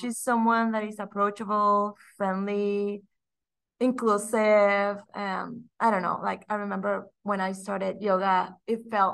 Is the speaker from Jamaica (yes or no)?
no; Mexico; English is a second language; moved away as an adult; now in Austin, United States; born and raised in Mexico